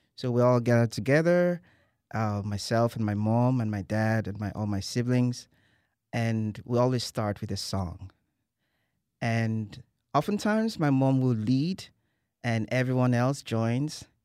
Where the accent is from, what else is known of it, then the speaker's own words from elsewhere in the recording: Nigeria; moved away as an adult; now in College Station, United States; I'm originally from Nigeria